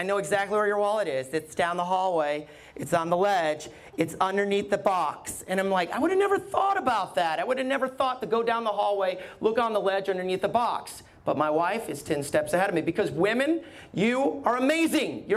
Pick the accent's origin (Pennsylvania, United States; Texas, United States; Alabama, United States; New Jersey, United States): Alabama, United States; I grew up in Alabama